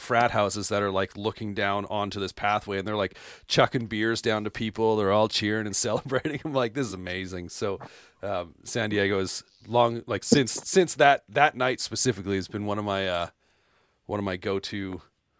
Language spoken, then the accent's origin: English; Canada; I'm from Canada